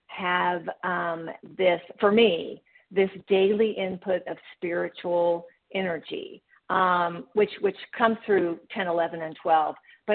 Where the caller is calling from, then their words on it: Memphis, Tennessee, United States; I'm calling from Memphis, Tennessee.